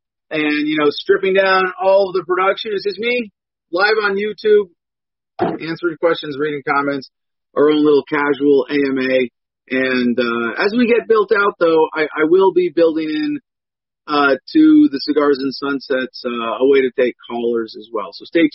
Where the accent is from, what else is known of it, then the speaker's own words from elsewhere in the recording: United States; No. I'm an American veteran of the Iraq War.